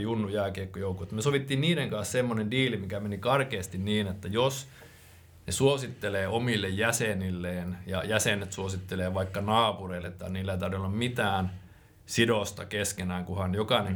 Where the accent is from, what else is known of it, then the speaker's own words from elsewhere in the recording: Finland; moved away as an adult; also born or lived in Raahe, Finland; Suomen toisiksi pienin kaupunki, mistä mä alun perin kotoisin